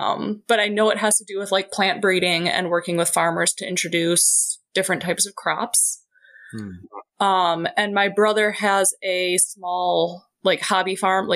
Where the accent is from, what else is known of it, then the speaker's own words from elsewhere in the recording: Wisconsin, United States; I'm from Wisconsin and we're the dairy state